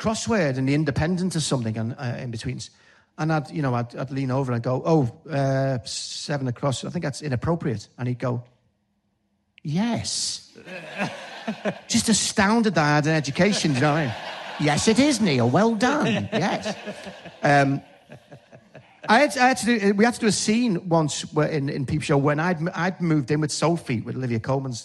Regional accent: Liverpool, North West England, United Kingdom; accent: Scouse; my own accent? And they went, yeah. And it's just something about, you know, the Scouse thing

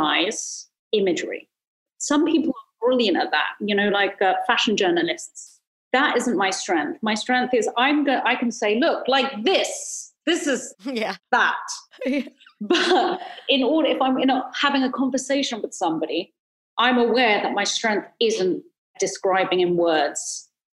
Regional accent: London, United Kingdom; moved away as an adult; now in Los Angeles, United States; I came from East London, Hackney, and ended up moving to LA into Hollywood

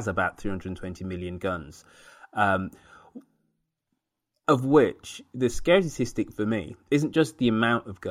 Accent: United Kingdom; now in San Francisco, United States; as a Brit, as a European, coming to this country

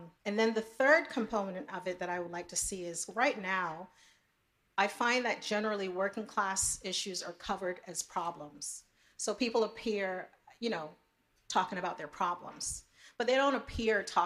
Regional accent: New York City, New York, United States; growing up in New York City as an immigrant

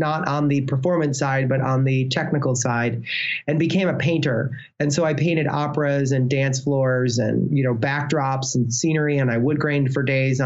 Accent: Illinois, United States; I'm from Illinois

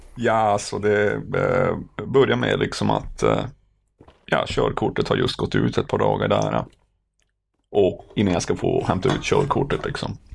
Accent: Norrbotten County, Sweden; moved away; jag är från Norrbotten

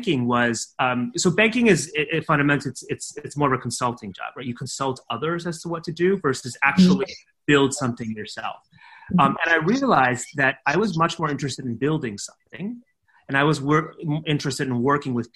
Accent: California, United States; moved away; I'm from California. My parents are from Taiwan. They came to the United States to study and then they stayed there. And I and my brother were born there

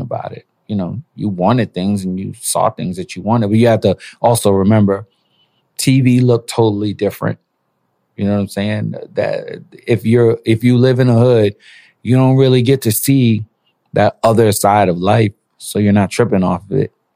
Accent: New York City, New York, United States; also born or lived in Panama; I was born in Panama, raised in Brooklyn

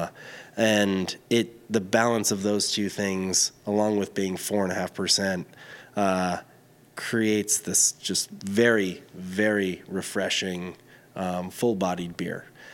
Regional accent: the southern Berkshires, northwest corner of Connecticut, United States; I grew up in the northwest corner of Connecticut, the southern Berkshires

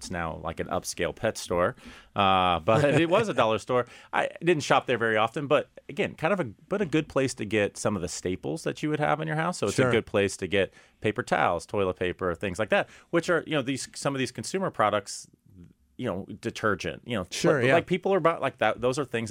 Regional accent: Texas, United States; and always good to have a fellow Texan call in, David, I'm also a Texan.

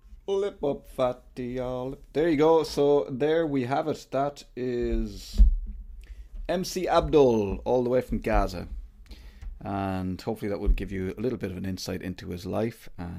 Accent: Ireland; as Irish people, we should sympathize with them as well

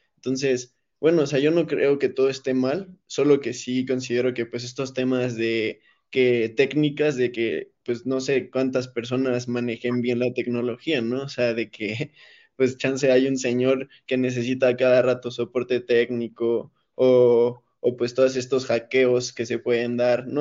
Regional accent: Mexico; nosotros como mexicanos

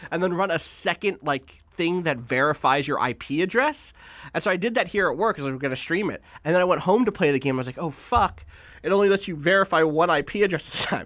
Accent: Atlantic City, New Jersey, United States; I grew up in Atlantic City

